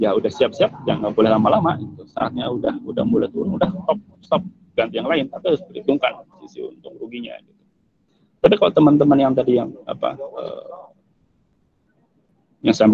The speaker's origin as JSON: {"language": "Indonesian", "town": "Cilacap", "region": "Central Java", "country": "Indonesia", "said": "saya aslinya Cilacap saya dari Cilacap"}